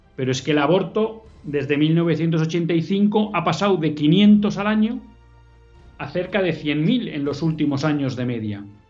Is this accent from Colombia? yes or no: no; Bilbao, Basque Country, Spain; En Bilbao, mi tierra.